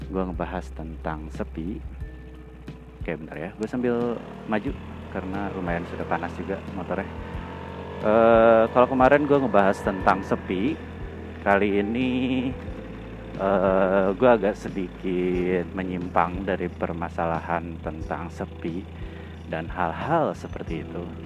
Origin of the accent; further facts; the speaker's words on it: Cimahi, West Java, Indonesia; karena gua orang Bandung, gua orang Cimahi